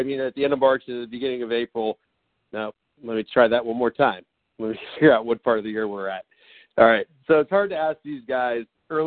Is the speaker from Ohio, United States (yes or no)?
yes; Youngstown, Ohio, United States; now in Columbus, United States; from Youngstown to CBUS